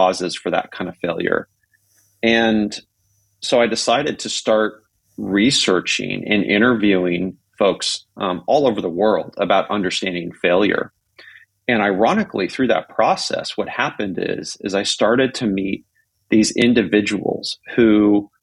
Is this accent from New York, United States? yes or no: no; Silicon Valley, California, United States; growing up in Silicon Valley